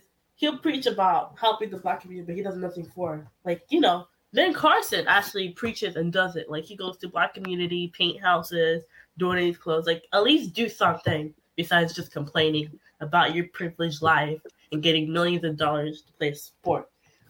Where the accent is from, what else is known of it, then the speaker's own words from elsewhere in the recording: Haiti; now in United States; I was born in Haiti. I'm proud to be American.